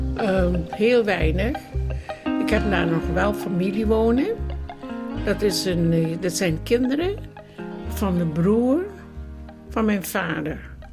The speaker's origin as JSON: {"language": "Dutch", "town": "Bandung", "region": "West Java", "country": "Indonesia", "also_born_or_lived": "Roermond, Netherlands / London, United Kingdom", "moved": "yes", "said": "ik uit Bandung kwam."}